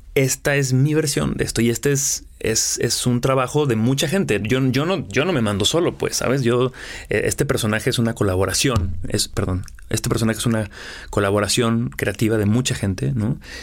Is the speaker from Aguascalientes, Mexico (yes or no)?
yes; Aguascalientes, Mexico; moved away; also born or lived in Mexico City, Mexico / Los Angeles, United States; Yo soy de Aguascalientes, tengo viviendo en la Ciudad de México 20 años, viviendo en Los Ángeles otros 5